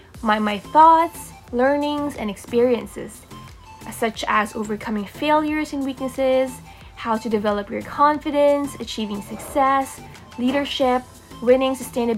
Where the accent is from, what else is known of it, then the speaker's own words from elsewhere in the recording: Philippines; I'm born and raised in the Philippines.